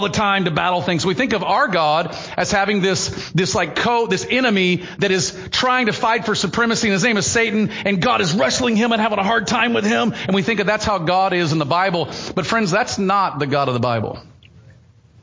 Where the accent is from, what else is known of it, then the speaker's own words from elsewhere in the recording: the South, United States; I grew up in Southern Baptist circles in the South